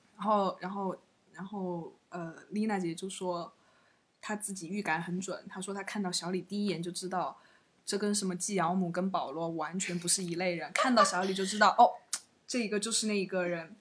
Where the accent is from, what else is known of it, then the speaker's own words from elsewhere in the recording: Chengdu, Sichuan, China; 作为一个成都人